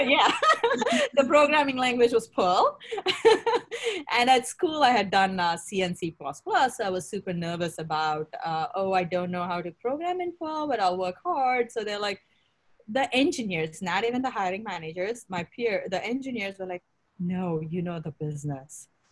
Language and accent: English; India; moved away as an adult; now in United States; I grew up in India